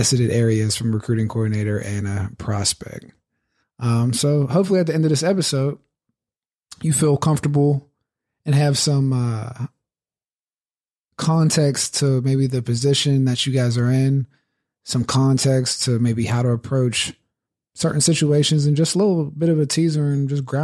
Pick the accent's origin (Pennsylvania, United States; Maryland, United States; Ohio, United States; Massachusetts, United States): Pennsylvania, United States; Pittsburgh; growing up in Pittsburgh